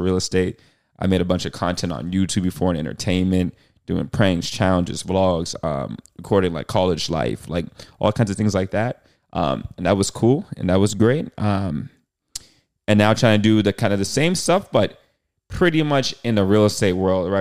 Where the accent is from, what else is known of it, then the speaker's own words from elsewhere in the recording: Boston, Massachusetts, United States; moved away as an adult; now in Los Angeles, United States; I'm born and raised in Boston, Massachusetts.